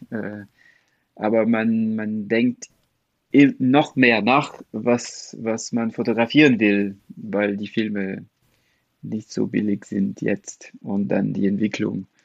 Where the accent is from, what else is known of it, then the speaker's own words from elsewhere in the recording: France; German is a second language; Also remember, ich bin Franzose und Comics sind sehr groß in Frankreich.